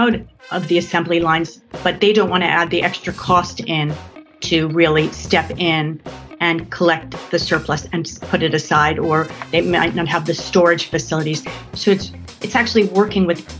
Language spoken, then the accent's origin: English; New York, United States; moved away as an adult; now in London, United Kingdom; I'm from New York originally